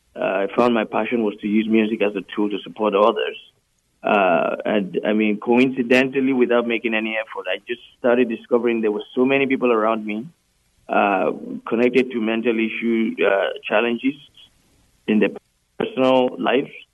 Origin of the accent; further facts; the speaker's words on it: Nigeria; also born or lived in United Kingdom; now in Canada; in 2012, I moved to Canada from the UK. Uh, I was born in Nigeria